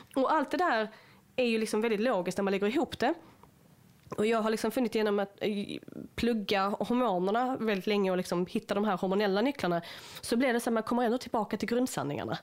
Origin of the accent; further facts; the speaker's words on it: Sweden; som svenskar